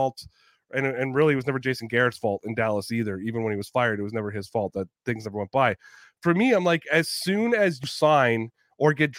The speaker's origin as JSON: {"language": "English", "area": "Toronto area", "region": "Ontario", "country": "Canada", "said": "being a Canadian is a big deal for me. Being a Canadian in the Toronto area, it's a big deal for me"}